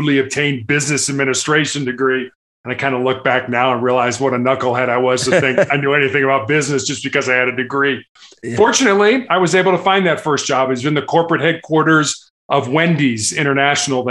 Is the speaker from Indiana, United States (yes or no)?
no; Chicago, Illinois, United States; also born or lived in Charleston, South Carolina; I was born and raised in Chicago.